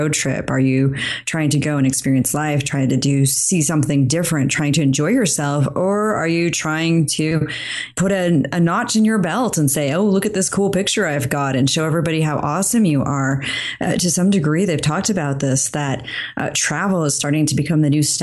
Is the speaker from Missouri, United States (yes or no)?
no; Idaho, United States; I grew up in Idaho